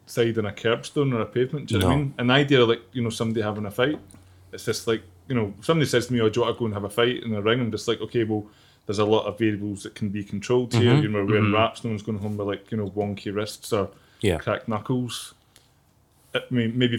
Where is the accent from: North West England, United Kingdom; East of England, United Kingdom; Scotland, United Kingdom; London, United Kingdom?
Scotland, United Kingdom; Glasgow; growing up in Glasgow